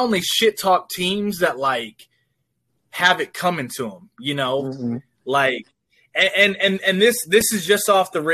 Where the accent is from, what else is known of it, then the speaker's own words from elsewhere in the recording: California, United States; now in Arkansas, United States; I'm actually from California.